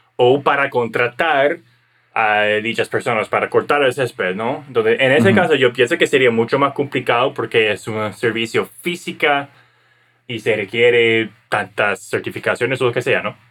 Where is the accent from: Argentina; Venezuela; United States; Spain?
United States; Como estadounidense